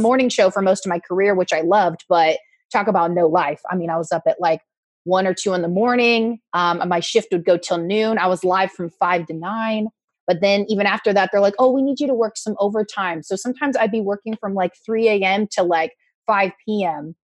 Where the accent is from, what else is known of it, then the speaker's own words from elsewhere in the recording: Oregon, United States; moved away as an adult; also born or lived in Newport Beach, California / Eastern Washington; now in Orange County, United States; I was born in Newport Beach um, lived in, grew up in Oregon, uh, did news in Oregon and in Eastern Washington.